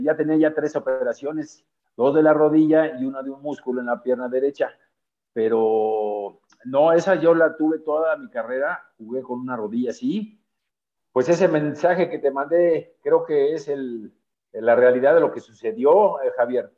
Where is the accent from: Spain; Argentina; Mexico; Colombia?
Mexico; Mexico City; nosotros crecimos aquí en la colonia Nápoles